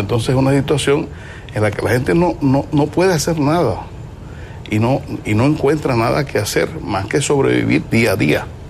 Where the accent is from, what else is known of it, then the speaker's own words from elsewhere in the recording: Cuba; yo como cubano